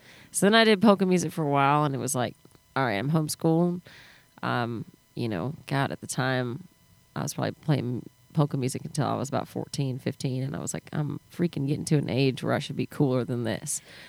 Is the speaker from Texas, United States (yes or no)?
yes; New Braunfels, Texas, United States; moved away; I grew up in New Braunfels in between San Antonio and Austin, and now it's such a hot spot.